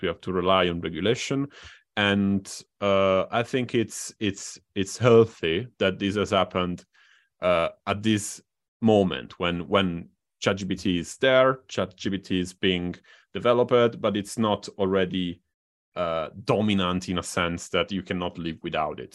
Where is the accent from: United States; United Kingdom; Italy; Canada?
Italy; in Italy, my my home country.